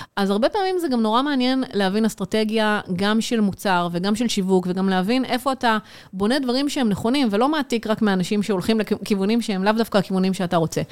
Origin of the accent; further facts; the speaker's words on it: Israel; אנחנו כישראלים